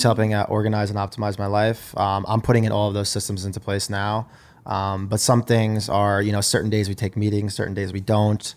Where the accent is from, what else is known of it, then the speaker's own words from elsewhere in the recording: Long Island, New York, United States; I grew up in Long Island in New York.